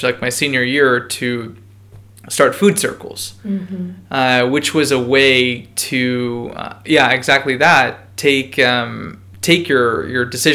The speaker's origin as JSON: {"language": "English", "town": "Buffalo", "region": "New York", "country": "United States", "tie": "born or raised there", "said": "I was born in Buffalo"}